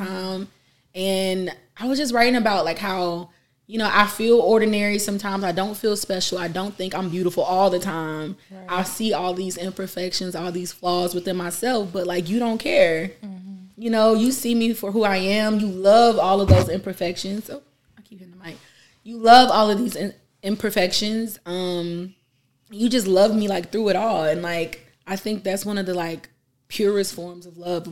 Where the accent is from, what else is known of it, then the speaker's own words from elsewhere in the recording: Atlanta, Georgia, United States; I am an artist from Atlanta, Georgia, born and raised here